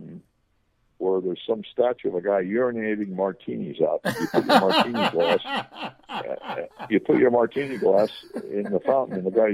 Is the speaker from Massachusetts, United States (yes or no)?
no; Los Angeles, California, United States; I grew up here. I was born in Los Angeles